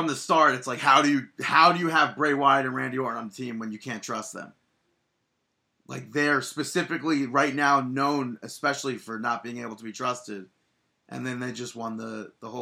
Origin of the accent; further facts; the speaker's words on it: New York, United States; I'm from New York